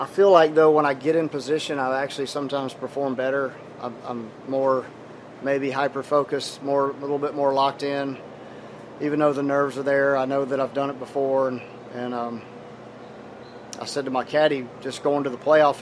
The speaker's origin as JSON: {"language": "English", "region": "the South", "country": "United States", "tie": "born or raised there", "lives_now": "Florida, United States", "said": "I grew up in the South on Bermuda grass"}